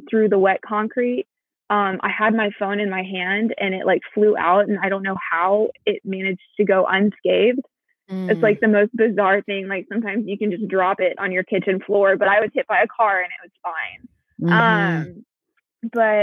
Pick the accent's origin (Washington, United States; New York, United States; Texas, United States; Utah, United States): Texas, United States; Houston; also born or lived in Austin, Texas; I am from Houston, Texas. I'm currently kind of stranded in the Austin area